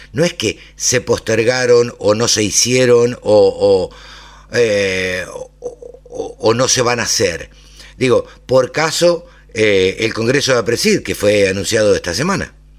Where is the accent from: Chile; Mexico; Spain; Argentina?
Argentina; Maipú, Buenos Aires Province; now in Greater Buenos Aires, Argentina; nací en Maipú, me crié en Maipú